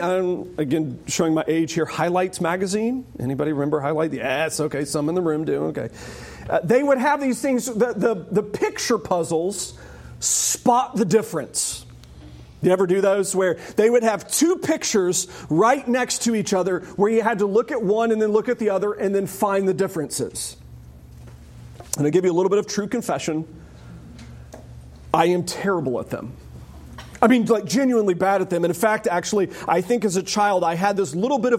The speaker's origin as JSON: {"language": "English", "country": "United States", "said": "I am an American"}